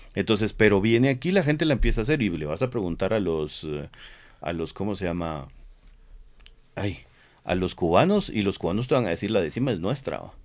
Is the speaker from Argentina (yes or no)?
no; Guatemala; nosotros somos eh, guatemaltecos